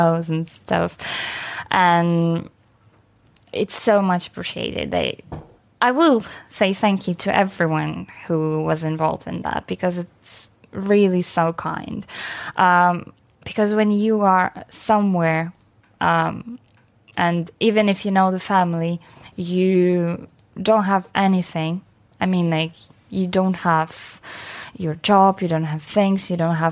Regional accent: Ukraine; English is a second language; moved away as an adult; also born or lived in Kyiv; now in United Kingdom; it could be really nice to have Ukrainian in your family, because we are mostly, like, fairly open and really nice people

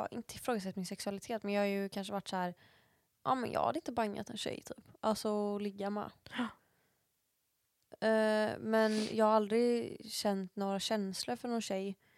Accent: Sweden; Det är min pappa som är från USA och jag är liksom svensk.

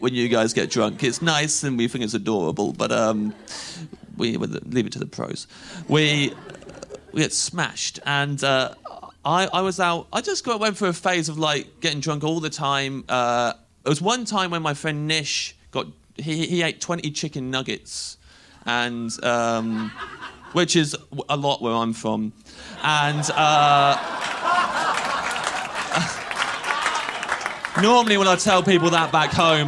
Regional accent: Kettering, East Midlands, United Kingdom; moved away as an adult; now in London, United Kingdom; I'm not from London originally, from a little town where nothing happens called Kettering. If you want to know what kind of a place Kettering is, I was born there and I've never felt welcome

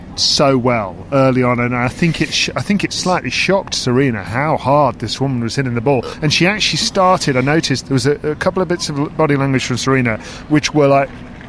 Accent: Corsica, France; And it's probably a good job she did, because I'm from Corsica and we have warm blood there.

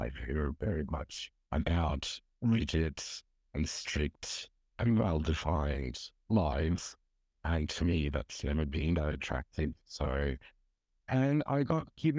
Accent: Turkey; now in Melbourne, Australia; I'm originally from Turkey, though I've been living in Melbourne for around 22 years now

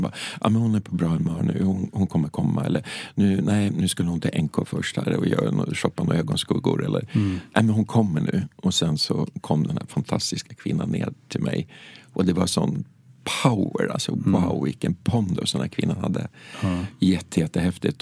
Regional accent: Hökåsen, Västmanland, Sweden; hemma i Hökåsen

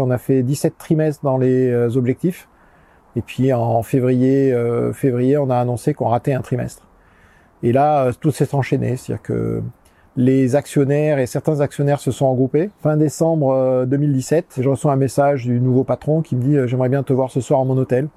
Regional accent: southern France, France; moved away; also born or lived in Canada; Je suis né euh, dans le sud de la France, euh, là où j'habite maintenant

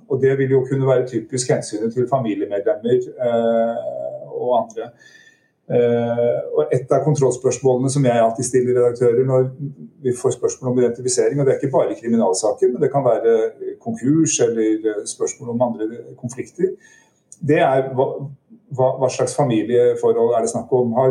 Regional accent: Southwestern Norway, Norway; Jeg, jeg vokste opp på Sør-Vestlandet, det, det, er ingen som kan høre.

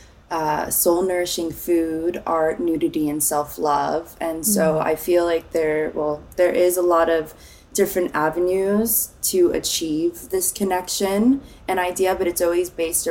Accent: Nashville, Tennessee, United States; moved away as an adult; also born or lived in Phoenix, Arizona / California / New York; now in Los Angeles, United States; I grew up mostly in Nashville, Tennessee, a Tennessee honey. And I was born in Phoenix, and we moved all around. We were in California for a little bit, but mostly Nashville.

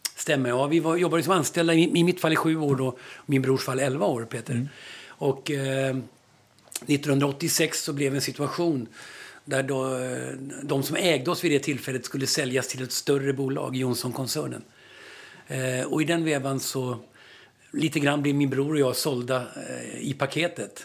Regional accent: Stockholm, Stockholm County, Sweden; i Vällingby, det området där jag växte upp

